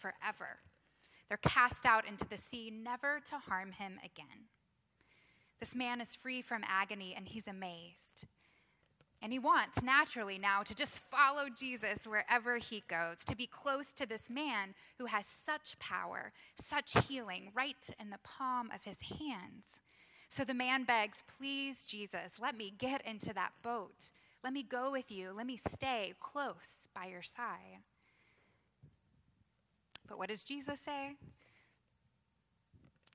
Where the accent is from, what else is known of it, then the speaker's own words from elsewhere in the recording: Texas, United States; now in Georgia, United States; I grew up in Texas